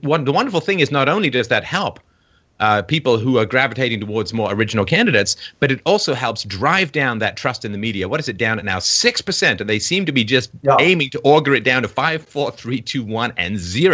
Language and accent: English; England, United Kingdom; moved away; growing up in England with like three channels and newspapers